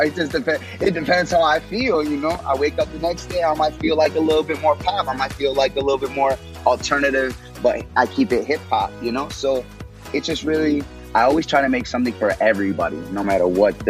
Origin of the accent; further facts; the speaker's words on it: Chicago, Illinois, United States; also born or lived in Austin, Texas; I'm from Illinois. I'm from Texas. I say Illinois and Texas because I bounced around a lot as a kid. You know, my family's predominantly from the South Side of Chicago. Then when we moved, you know, for better lives and not, Austin, Texas